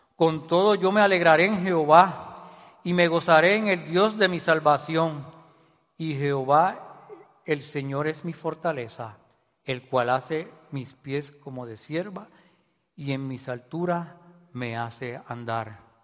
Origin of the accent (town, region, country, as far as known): Puerto Rico